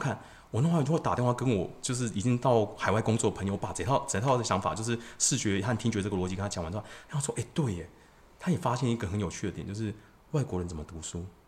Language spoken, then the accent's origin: Chinese; Taiwan; 我们台湾人